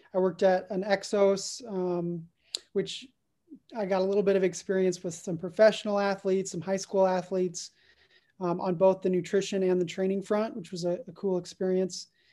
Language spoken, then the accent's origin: English; Dallas, Texas, United States; I'm originally from the Dallas area